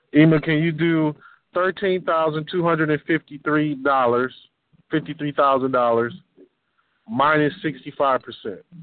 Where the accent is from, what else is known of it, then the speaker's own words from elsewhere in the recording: Detroit, Michigan, United States; I'm from Detroit